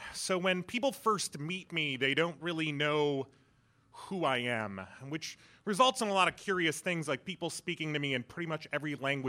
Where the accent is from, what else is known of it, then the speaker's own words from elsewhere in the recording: London, United Kingdom; born there; My parents had actually actively made the decision for me to be born in London. I was born in December 1979, so it was just after the revolution, and my family is a small religious minority, Zoroastrians